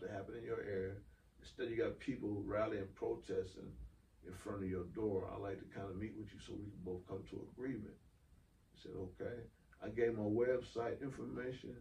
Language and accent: English; Toledo, Ohio, United States; now in Cobb County, United States; Toledo, Ohio, my hometown